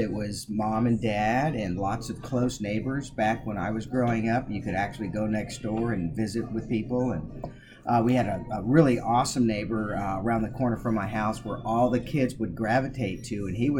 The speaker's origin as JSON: {"language": "English", "town": "Los Angeles", "region": "California", "country": "United States", "tie": "born or raised there", "said": "We were a pretty broke family growing up in East LA with 6 kids and one income for most of my family's younger years of growing."}